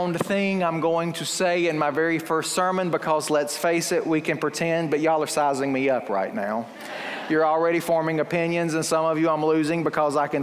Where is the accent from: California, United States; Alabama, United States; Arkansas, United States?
Alabama, United States; Fruithurst; my hometown of Fruithurst